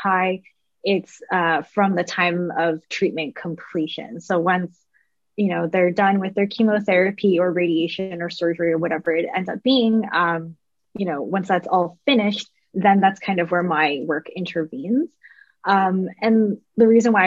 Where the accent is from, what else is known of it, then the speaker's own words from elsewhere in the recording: Canada; moved away as an adult; now in United States; I'm a Canadian lady.